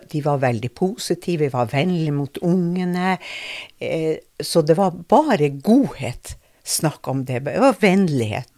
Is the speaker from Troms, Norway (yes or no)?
no; Kirkenes, Finnmark, Norway; accent: Finnmark dialect; also born or lived in Kiberg / Tjøme; now in Drammen, Norway; etter hvert så flytta vi opp til Bjørnvassand, for der fikk vi leilighet. Og der vokste jeg opp